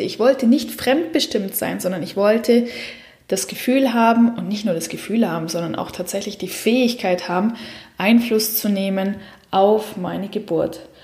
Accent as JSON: {"language": "German", "region": "Southern Germany", "country": "Germany", "moved": "yes", "lives_now": "Switzerland", "said": "Ich komme aus dem Süden Deutschlands"}